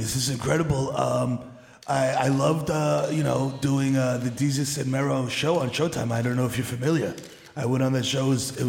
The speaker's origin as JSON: {"language": "English", "town": "Brooklyn", "region": "New York", "country": "United States", "said": "And I'm a motherfucker from Brooklyn. Pardon my language."}